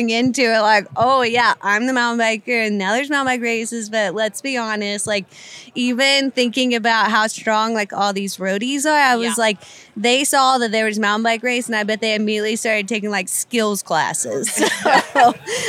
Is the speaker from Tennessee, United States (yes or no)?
yes; Knoxville, Tennessee, United States; I'm from Knoxville, Tennessee